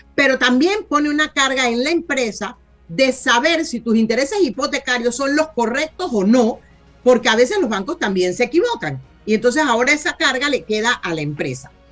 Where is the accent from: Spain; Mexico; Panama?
Panama; como panameños